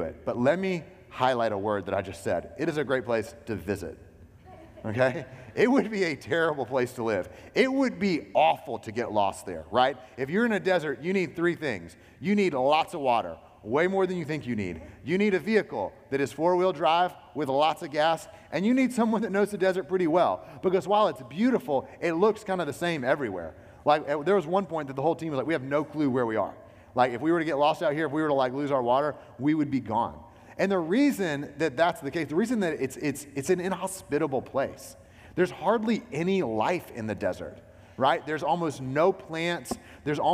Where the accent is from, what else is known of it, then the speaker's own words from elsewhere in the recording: Alabama, United States; also born or lived in South Carolina; now in North Carolina, United States; I'm from Alabama, okay? I grew up there